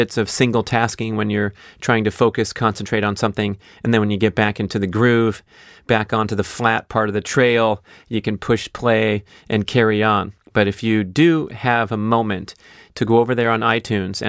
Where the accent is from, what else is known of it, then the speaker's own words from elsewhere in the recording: San Fernando Valley, California, United States; growing up in the San Fernando Valley, a large Jewish community